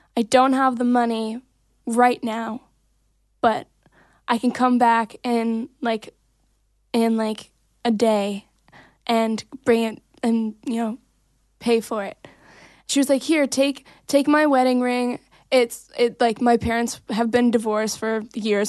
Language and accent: English; Santa Clarita, California, United States; born or raised there; also born or lived in Davenport, Iowa